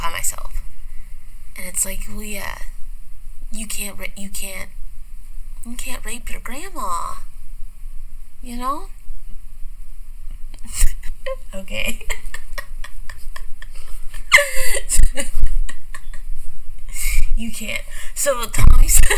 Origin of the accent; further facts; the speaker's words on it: Arkansas, United States; I'm from Arkansas